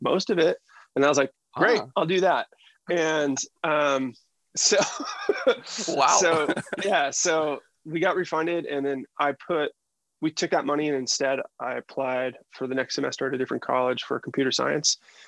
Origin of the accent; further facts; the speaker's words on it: Boston, Massachusetts, United States; also born or lived in Seattle, United States / Northern California, United States / Los Angeles, United States; So I ended up in Seattle, and then I moved around a ton as a kid. So I lived in Northern California. I also lived in LA before I came out to Boston. And I've called Boston home for like 30 years now.